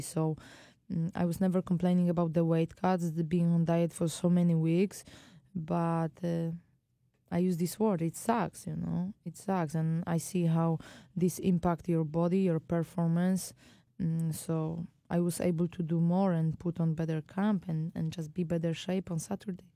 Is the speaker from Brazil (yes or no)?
no; Poland; moved away; back home to Poland